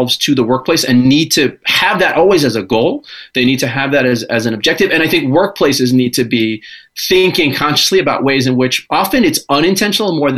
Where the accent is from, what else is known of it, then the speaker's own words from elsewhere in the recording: New York, United States; I was born and raised in New York